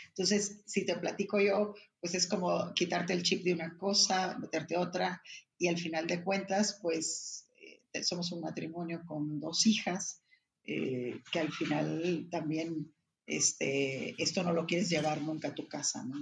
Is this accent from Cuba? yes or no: no; Ensenada, Baja California, Mexico; soy originaria de Ensenada